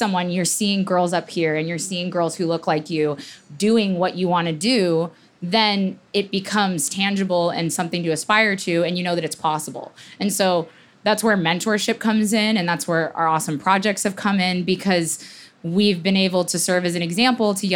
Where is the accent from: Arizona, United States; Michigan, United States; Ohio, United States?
Arizona, United States; moved away; also born or lived in Southern California; I didn't grow up near the ocean. I grew up in Arizona